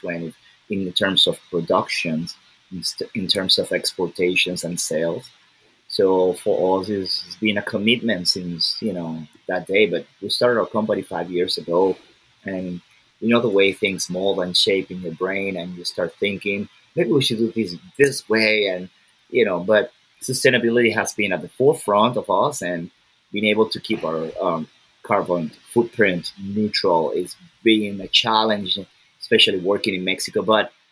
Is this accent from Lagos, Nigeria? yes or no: yes; Lagos, Nigeria; I'm from Nigeria